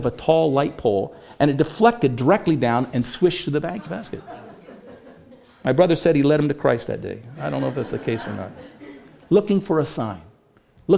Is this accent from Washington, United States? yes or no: yes; Bainbridge Island, Washington, United States; now in Boise, United States; when we were little kids growing up on Bainbridge Island